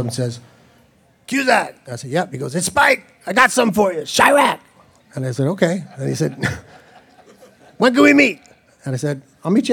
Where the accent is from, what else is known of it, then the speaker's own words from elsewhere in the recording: Chicago, Illinois, United States; I grew up in Chicago and went down to Comiskey Park and University of Chicago